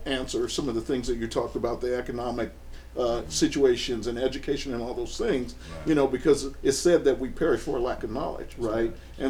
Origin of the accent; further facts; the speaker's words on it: Colorado, United States; moved away; Now originally I'm from Colorado